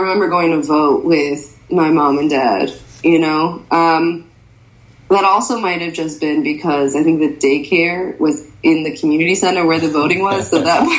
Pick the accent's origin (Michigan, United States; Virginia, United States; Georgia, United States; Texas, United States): Michigan, United States; moved away as an adult; also born or lived in Connecticut; now in Chicago, United States; I usually say that I was born in Connecticut and then moved to Michigan and then moved to Chicago for college. But my parents immigrated here from Egypt at different times.